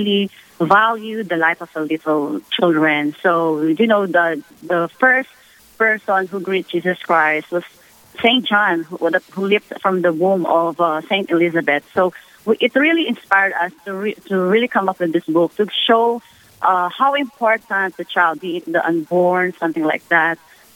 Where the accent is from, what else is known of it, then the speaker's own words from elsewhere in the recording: Philippines; now in United States; I'm originally from the Philippines